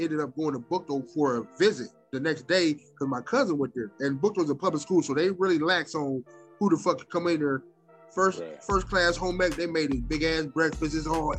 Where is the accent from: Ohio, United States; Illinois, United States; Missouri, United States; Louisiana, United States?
Ohio, United States; Akron; growing up in Akron on the east side, you, like I said, you grew up knowing the white people that you know is cops and teachers.